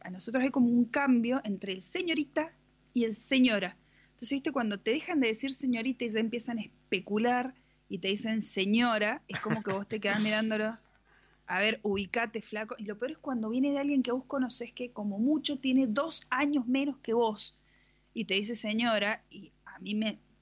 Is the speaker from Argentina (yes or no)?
yes; Mendoza, Argentina; somos de Mendoza, eh, de la República Nacional de Mendoza